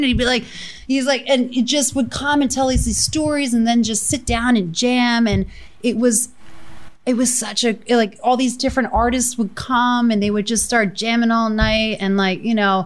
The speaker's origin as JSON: {"language": "English", "region": "New Jersey", "country": "United States", "tie": "born or raised there", "said": "I grew up in South Jersey. I grew up in like Pinehurst"}